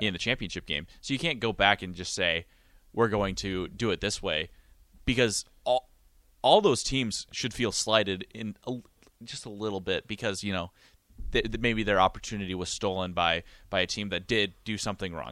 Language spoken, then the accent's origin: English; Montana, United States; moved away as an adult; now in Lincoln, United States; my hometown in Montana